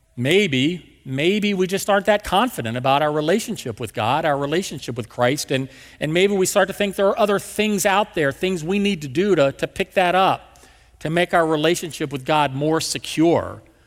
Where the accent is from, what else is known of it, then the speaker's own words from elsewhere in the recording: West Virginia, United States; also born or lived in Marietta, Georgia; now in St. Louis, United States; my dad had Lowe's back in my hometown in West Virginia